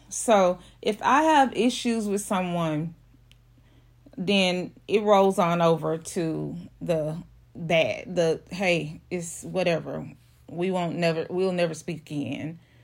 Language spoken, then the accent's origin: English; Houston, Texas, United States; I'm from Houston, Texas. Uh, I, I don't live in Houston, but I'm, I'm the outskirts of Houston